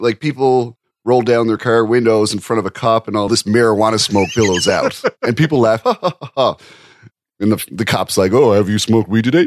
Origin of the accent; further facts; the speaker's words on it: Canada; I'm a Canadian